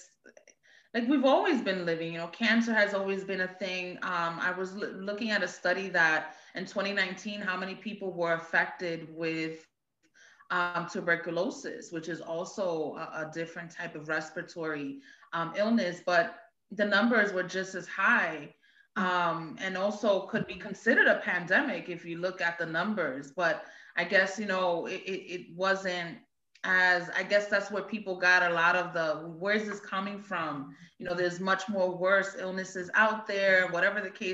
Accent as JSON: {"language": "English", "town": "New York City", "region": "New York", "country": "United States", "tie": "born or raised there", "moved": "as an adult", "lives_now": "Pennsylvania, United States", "said": "I grew up in Brooklyn, in Bed-Stuy, Brooklyn, New York. Moved out to Pennsylvania"}